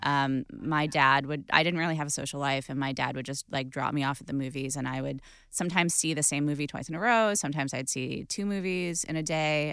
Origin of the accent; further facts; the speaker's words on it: Los Angeles, California, United States; growing up in Los Angeles